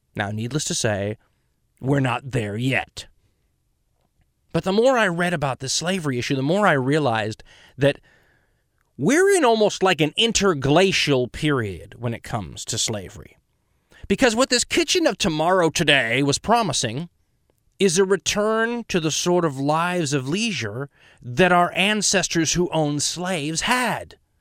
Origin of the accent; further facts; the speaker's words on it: United States; I'm an American.